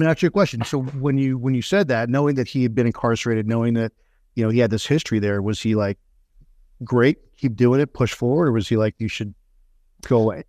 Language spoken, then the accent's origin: English; Texas, United States; grew up in Texas